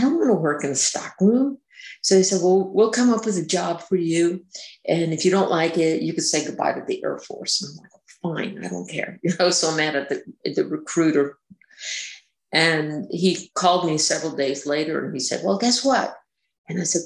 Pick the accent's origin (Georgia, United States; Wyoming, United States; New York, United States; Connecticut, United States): New York, United States; Long Island; moved away as an adult; growing up on Long Island